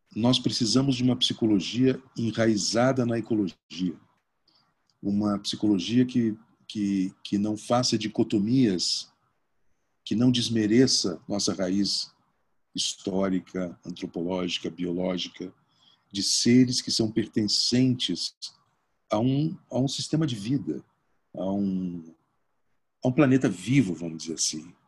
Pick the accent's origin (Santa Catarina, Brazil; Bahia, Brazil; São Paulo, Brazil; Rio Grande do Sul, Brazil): Rio Grande do Sul, Brazil; Porto Alegre; moved away; also born or lived in Bagé; Eu passei todas as minhas férias quando morava em Porto Alegre, né, eu sou, eu sou gaúcho